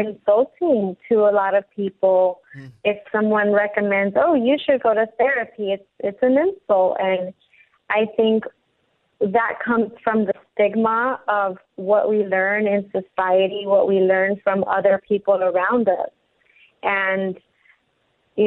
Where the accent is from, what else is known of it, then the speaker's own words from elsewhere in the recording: Compton, California, United States; moved away as an adult; also born or lived in Lynwood, California; growing up in Compton and Linwood